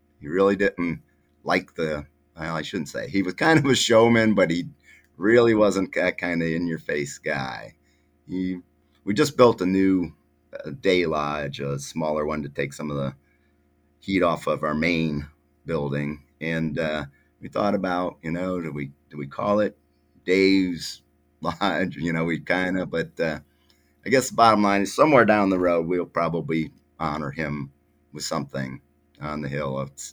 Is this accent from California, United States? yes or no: no; Cleveland, Ohio, United States; moved away as an adult; also born or lived in Athens, Ohio; now in Mansfield, United States; I was from the Cleveland area. I lived in Lakewood, West Side